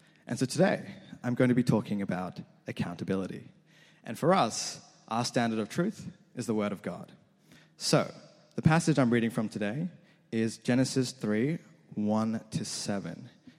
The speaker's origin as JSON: {"language": "English", "country": "Australia", "tie": "born or raised there", "also_born_or_lived": "New Zealand", "said": "I was born not in Australia, but in New Zealand. I genuinely was born in New Zealand. When I was younger, my family, we fell in some hard times and we had to move to Australia, roughly when I was about 6 or 7."}